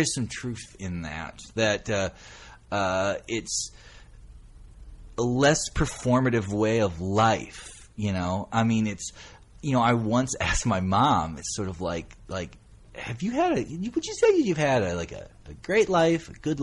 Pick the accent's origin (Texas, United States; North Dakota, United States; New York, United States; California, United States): North Dakota, United States; moved away as an adult; also born or lived in Akron, Ohio; there just aren't a lot of writers from North Dakota. Now, weirdly, there's two from my hometown